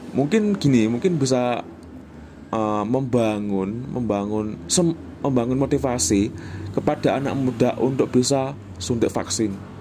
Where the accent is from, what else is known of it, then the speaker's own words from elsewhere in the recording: Java, Indonesia; accent: Javanese; first language Javanese; Indonesian is a second language; lidahku sebagai orang Jawa itu kayak kurang terbiasa